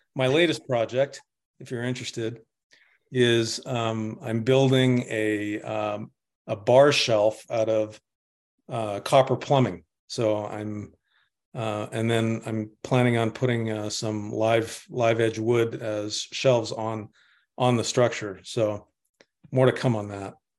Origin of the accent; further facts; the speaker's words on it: Winnipeg, Manitoba, Canada; I'm from Winnipeg. I'm Canadian